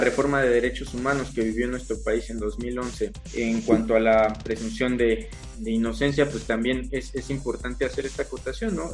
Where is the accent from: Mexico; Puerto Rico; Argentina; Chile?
Mexico; Michoacán; now in Querétaro, Mexico; Yo propiamente soy, por ejemplo, de Michoacán